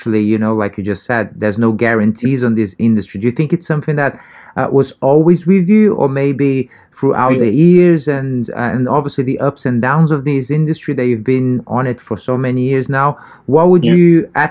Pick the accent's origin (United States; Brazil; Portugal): Brazil; moved away; also born or lived in United Kingdom; even though I was born in Brazil, my background is totally European